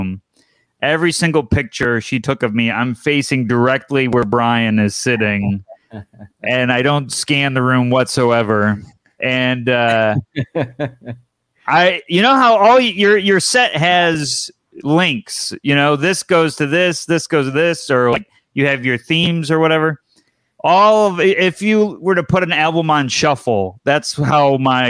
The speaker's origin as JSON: {"language": "English", "town": "Syracuse", "region": "New York", "country": "United States", "said": "I'm from Syracuse, New York"}